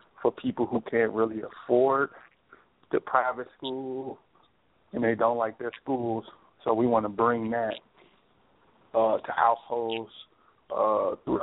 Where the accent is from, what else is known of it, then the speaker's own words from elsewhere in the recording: Chicago, Illinois, United States; working in my hometown in Chicago